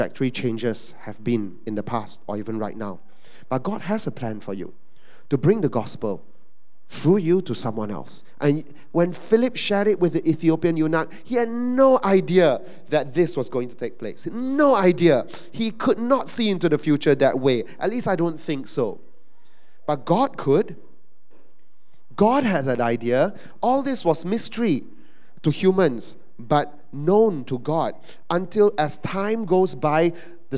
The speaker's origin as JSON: {"language": "English", "country": "Malaysia", "said": "we're Malaysian Chinese"}